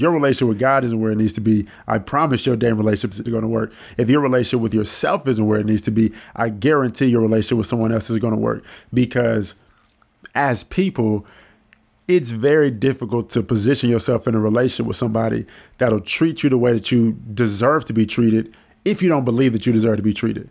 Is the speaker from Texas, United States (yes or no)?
yes; Dallas, Texas, United States; I'm born and raised in Dallas, Texas. Oak Cliff, to be exact